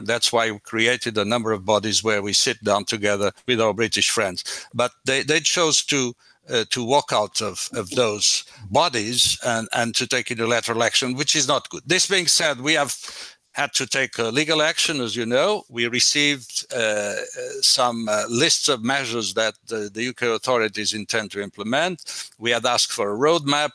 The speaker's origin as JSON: {"language": "English", "country": "Portugal", "moved": "yes", "said": "Portugal is definitely my home country"}